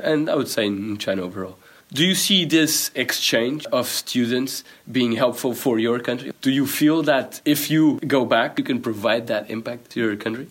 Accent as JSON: {"language": "English", "country": "Portugal", "said": "I come from Portugal"}